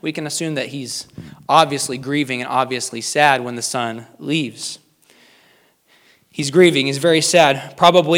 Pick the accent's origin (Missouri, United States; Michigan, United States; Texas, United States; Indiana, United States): Missouri, United States; King City; I grew up in King City, Missouri